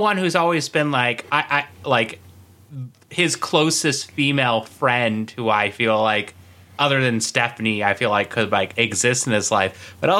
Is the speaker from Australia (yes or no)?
no; Shoshone, Idaho, United States; I'm half Mexican, half white, and I was born in Shoshone called Idaho.